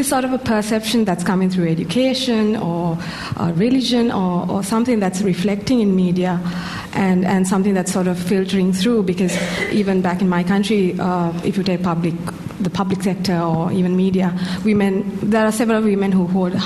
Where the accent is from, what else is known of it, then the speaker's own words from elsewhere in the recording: Sri Lanka; moved away as an adult; now in United Kingdom; I'm from Sri Lanka, so I'm one of the other South Asian countries